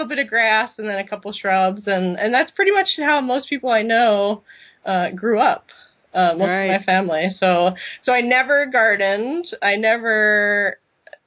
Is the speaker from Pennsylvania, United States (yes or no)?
yes; Philadelphia, Pennsylvania, United States; moved away as an adult; now in Madison, United States; I grew up in Philadelphia in the city in a really urban